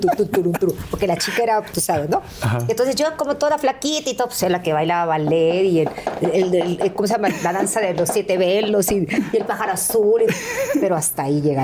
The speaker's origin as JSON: {"language": "Spanish", "region": "Veracruz", "country": "Mexico", "tie": "born or raised there", "moved": "yes", "said": "llegué a donde yo nací, a la Beneficencia Española, allí en Veracruz"}